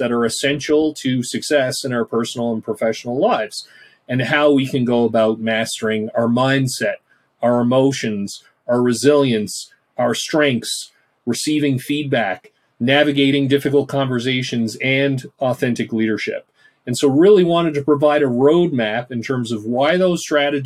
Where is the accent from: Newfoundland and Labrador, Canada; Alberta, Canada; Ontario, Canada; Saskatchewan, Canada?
Newfoundland and Labrador, Canada; moved away; I'm from Newfoundland originally, so shout out to the East Coast and the Rock. And growing up, did my undergrad in psychology at Memorial.